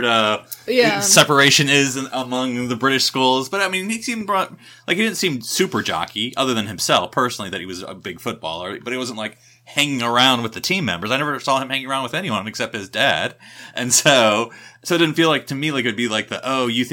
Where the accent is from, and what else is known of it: United States